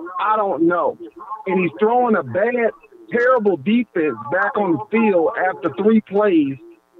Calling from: Georgia, United States; Hey, man, you're speaking to … man, and I'm following from Georgia.

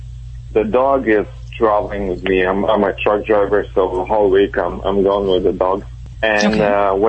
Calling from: Chicago, Illinois, United States; Chicago, Illinois.

